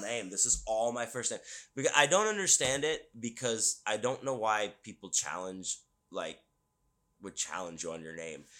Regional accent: Houston, Texas, United States; I grew up in Houston.

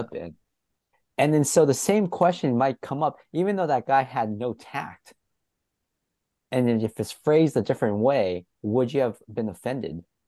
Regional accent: San Diego, California, United States; I grew up in San Diego

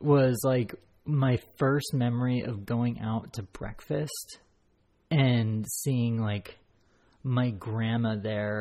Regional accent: Blaine, Washington, United States; when I was little, I grew up in Blaine, and Blaine is a border town known for basically just being the gateway to Canada and Vancouver

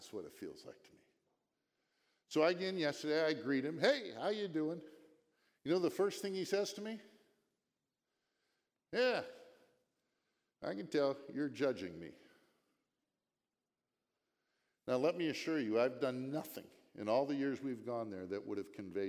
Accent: Virginia, United States; Down there yesterday with our grandkids, we're here from Virginia.

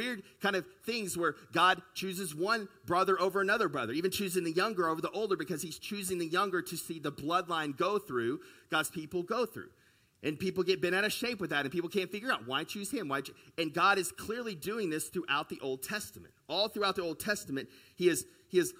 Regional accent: United States; also born or lived in China; we grew up in the United States and even in the West in a very individualistic country

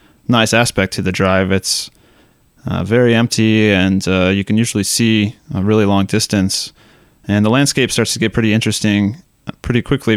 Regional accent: Georgetown, Texas, United States; also born or lived in Austin, Texas; I grew up here in Austin in Georgetown, Texas

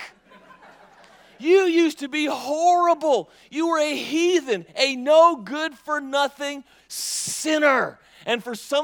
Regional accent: Mississippi, United States; I'm from Mississippi

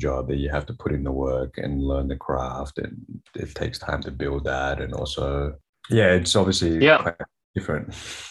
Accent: Australia; moved away as an adult; also born or lived in Sydney / Melbourne; now in United States; I grew up in Australia, you know, Sydney and in Melbourne. And then I've been in the US for the last 4.5 years or so.

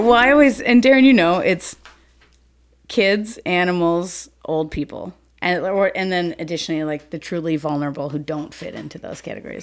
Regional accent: Saint Paul, Minnesota, United States; I grew up in Saint Paul until I was about ten, and then we moved out to the suburbs

